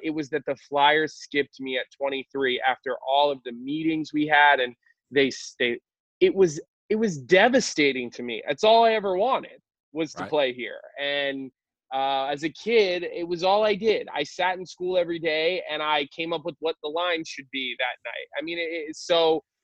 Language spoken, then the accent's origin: English; Philadelphia suburbs, Pennsylvania, United States; I'm not going to pretend like I grew up in South Philly, but I did grow up in the suburbs